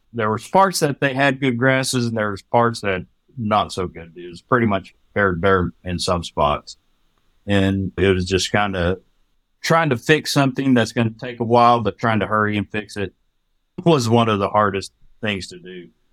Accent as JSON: {"language": "English", "town": "Hereford", "region": "Texas", "country": "United States", "tie": "born or raised there", "moved": "as an adult", "lives_now": "Oklahoma, United States", "said": "I grew up in the panhandle of Texas."}